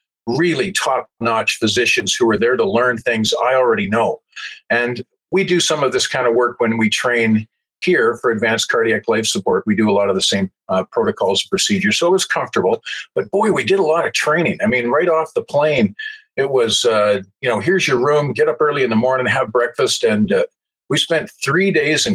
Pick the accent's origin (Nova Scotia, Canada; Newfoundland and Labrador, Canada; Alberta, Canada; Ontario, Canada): Alberta, Canada; Calgary; I grew up in the Jewish community in Southwest Calgary